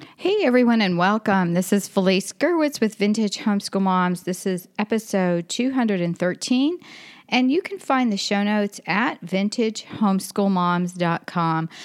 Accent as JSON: {"language": "English", "region": "Florida", "country": "United States", "said": "I'm from Florida"}